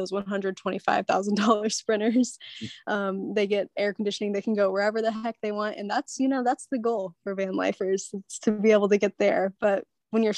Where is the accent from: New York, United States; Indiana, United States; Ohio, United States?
Indiana, United States; Terre Haute; I grew up in Terre Haute. It's actually like right on the Illinois border